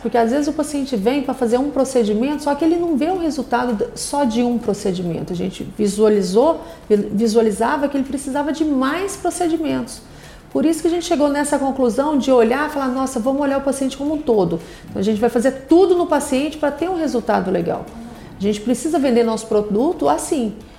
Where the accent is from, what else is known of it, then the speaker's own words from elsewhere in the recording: Anápolis, Goiás, Brazil; Eu sou de Anápolis, do interior, então você imagina, né? Da cidade pequenininha, do interior